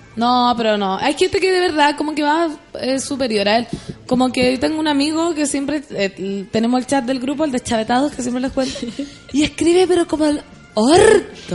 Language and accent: Spanish; Chile; Yo soy chilena, chilena.